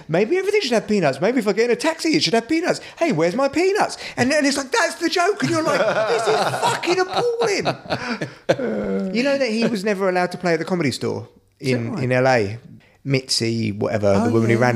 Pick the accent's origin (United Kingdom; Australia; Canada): United Kingdom; England; me being English